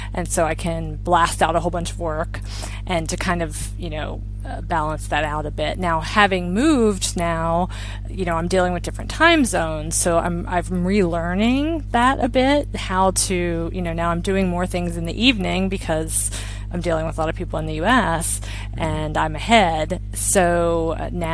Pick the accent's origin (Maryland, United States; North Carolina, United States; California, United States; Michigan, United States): Maryland, United States; moved away as an adult; also born or lived in China; now in Spain; I'm from Maryland